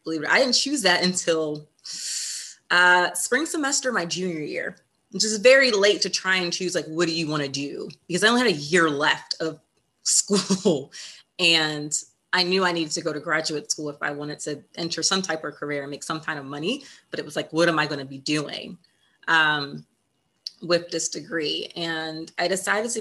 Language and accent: English; Essex, Maryland, United States; I grew up in Essex, Maryland. So that's in Baltimore County.